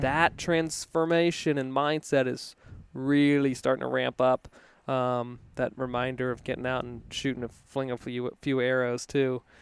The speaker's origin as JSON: {"language": "English", "region": "Virginia", "country": "United States", "tie": "born or raised there", "moved": "yes", "said": "I grew up in in Virginia"}